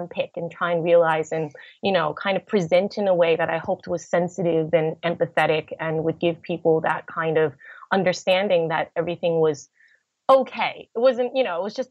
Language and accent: English; United States; being American myself and having, you know, grew up in the States, having that acknowledgement from my home country